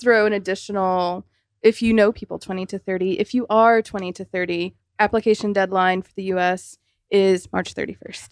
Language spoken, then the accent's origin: English; South Carolina, United States; I'm from South Carolina. I'm from sort of a very rural part